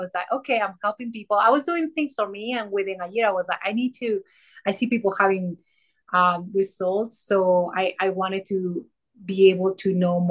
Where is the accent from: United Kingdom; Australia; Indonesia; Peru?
Peru; now in Colorado, United States; I am from Colorado. Nowadays I'm Coloradian, but I grew up in Peru. So you're going to hear an accent.